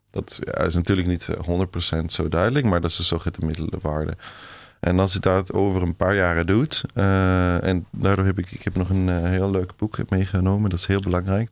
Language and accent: Dutch; Switzerland; Dutch is a second language; moved away; in Zwitserland, waar ik opgegroeid ben